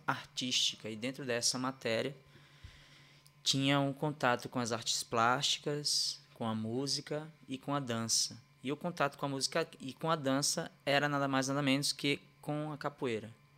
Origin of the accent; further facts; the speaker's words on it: Recife, Pernambuco, Brazil; moved away; eu sou natural de Recife, Pernambuco, né? É, nasci e criado lá num, num bairro chamado Ibura